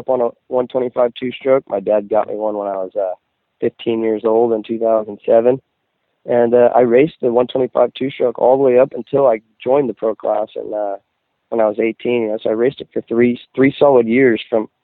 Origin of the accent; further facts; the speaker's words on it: Northern California, United States; also born or lived in Oregon / Washington; I'm originally from Northern California, and I grew up a lot racing in the Pacific Northwest, Oregon and Washington